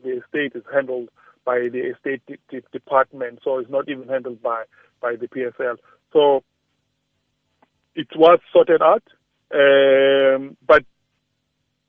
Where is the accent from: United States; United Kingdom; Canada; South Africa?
South Africa; as South African